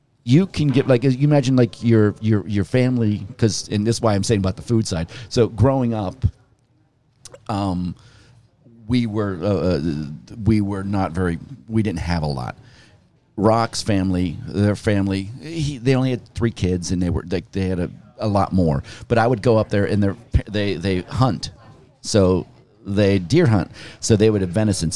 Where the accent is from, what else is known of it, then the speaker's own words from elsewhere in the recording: Pittsburgh, Pennsylvania, United States; moved away; I grew up in Pittsburgh.